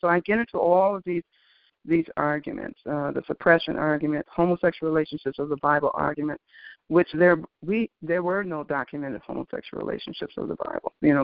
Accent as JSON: {"language": "English", "town": "Detroit", "region": "Michigan", "country": "United States", "tie": "born or raised there", "also_born_or_lived": "Greensboro, North Carolina", "said": "I was born in Greensboro, North Carolina, but basically I was raised in Detroit"}